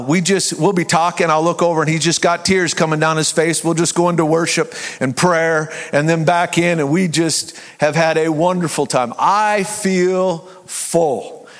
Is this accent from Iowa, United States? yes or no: yes; Ottumwa, Iowa, United States; that's my hometown